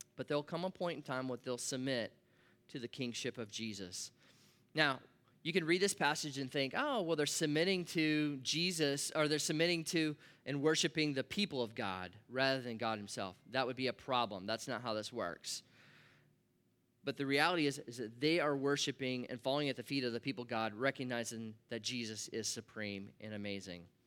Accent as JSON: {"language": "English", "region": "Nebraska", "country": "United States", "tie": "born or raised there", "said": "I grew up in Nebraska"}